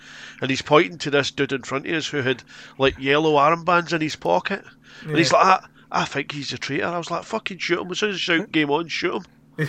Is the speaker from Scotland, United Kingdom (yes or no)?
yes; Scotland, United Kingdom; now in Yorkshire, United Kingdom; I'm Scottish and I now lived in Yorkshire.